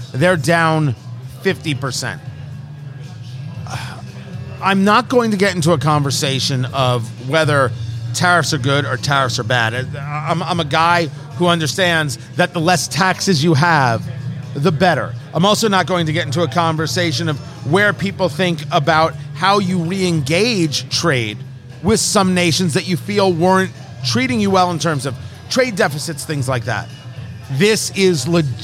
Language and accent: English; New Jersey, United States; Growing up on the East Coast, I grew up in New Jersey